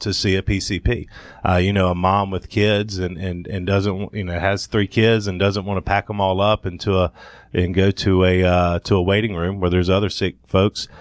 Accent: Thomasville, Georgia, United States; moved away as an adult; also born or lived in Athens, Georgia; now in Atlanta, United States; born and raised in Thomasville, Georgia

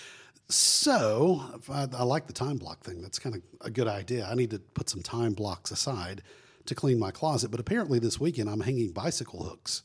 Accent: Florida Panhandle, United States; I grew up in the Panhandle of Florida

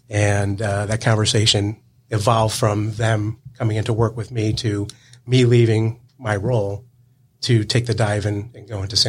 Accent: Connecticut, United States; I grew up in Connecticut, went to a small school in Rhode Island.

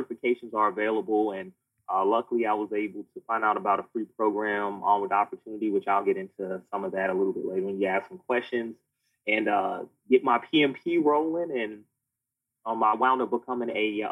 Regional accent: North Carolina, United States; also born or lived in Providence, Rhode Island; born in Providence, Rhode Island, but I say I'm from North Carolina because we moved on down to North Carolina.

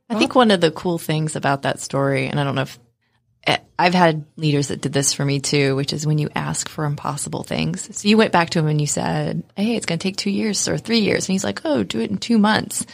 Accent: West Virginia, United States; I grew up in West Virginia, um, which is not known for being one of the wealthier areas of the United States

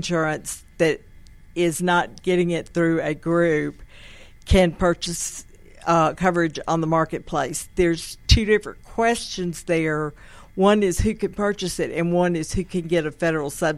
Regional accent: Tuscaloosa, Alabama, United States; now in Georgia, United States; I originally come from Tuscaloosa, Alabama

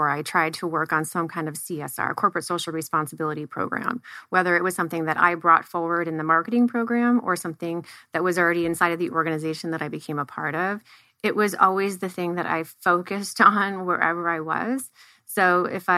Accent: right outside of Cleveland, Northeast Ohio, United States; moved away as an adult; now in Tempe, United States; I come from Northeast Ohio, right outside of Cleveland. So I grew up with diversity

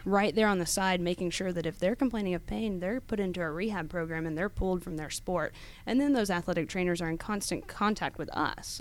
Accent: Snellville, Georgia, United States; also born or lived in Athens, Georgia / Tennessee; I was actually born and raised in Snellville

